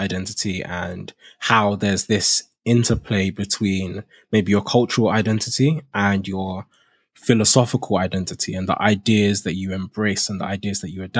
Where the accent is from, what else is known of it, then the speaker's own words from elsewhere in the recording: Nigeria; now in United Kingdom; now that I've come to the UK, now it's like